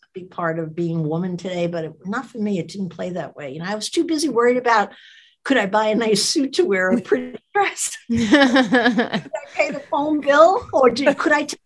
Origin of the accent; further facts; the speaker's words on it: New Jersey, United States; I was a kid from New Jersey